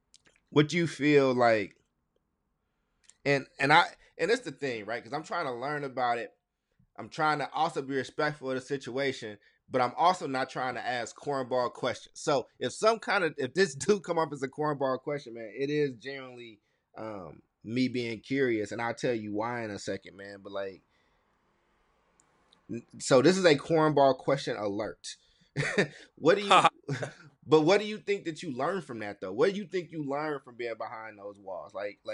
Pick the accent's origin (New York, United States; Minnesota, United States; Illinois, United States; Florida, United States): Illinois, United States; Chicago; also born or lived in Kentucky; So I was born in Chicago and moved in between Chicago and Kentucky.